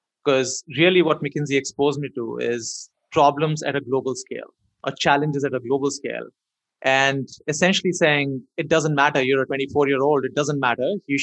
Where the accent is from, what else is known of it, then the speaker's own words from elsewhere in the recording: India; moved away; growing up in India